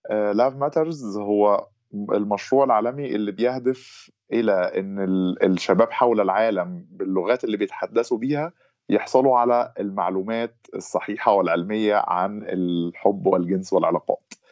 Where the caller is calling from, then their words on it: Egypt; نعم أنا أنا بحكي من مصر ومقيم في مصر